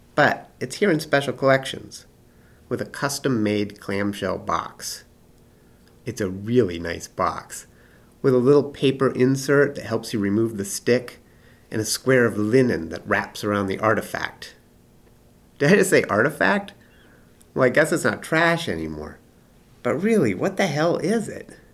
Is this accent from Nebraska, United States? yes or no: yes; Nebraska, United States; moved away; I grew up in Nebraska